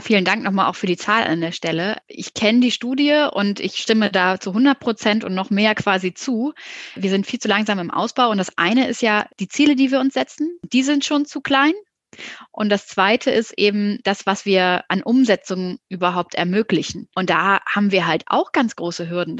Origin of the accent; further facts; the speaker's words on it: Hamburg, Germany; ich komme aus Hamburg und habe mir deswegen auch in Hamburg ein Startup gesucht